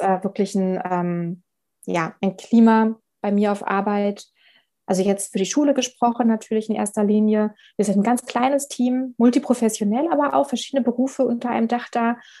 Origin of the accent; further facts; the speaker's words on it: Berlin, Germany; moved away as an adult; also born or lived in Frankfurt am Main; now in Hesse, Germany; Ich komme ja aus Berlin, habe ähm, da genau ganz klassisch meine Schullaufbahn gemacht